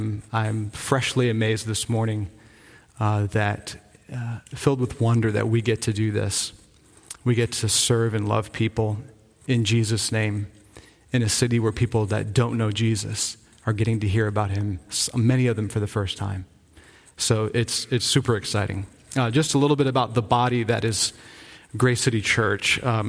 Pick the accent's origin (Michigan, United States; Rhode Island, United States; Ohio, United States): Rhode Island, United States; Do I have a southern accent? I'm from Rhode Island, and I don't have a Rhode Island accent either, so.